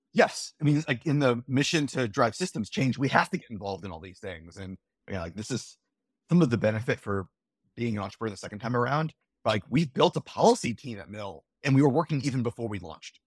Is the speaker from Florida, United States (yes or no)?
yes; Florida, United States; we, we grew up in Florida